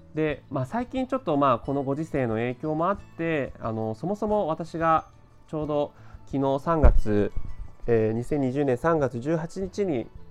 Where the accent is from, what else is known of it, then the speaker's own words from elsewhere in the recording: Tokyo, Japan; 生まれも育ちも東京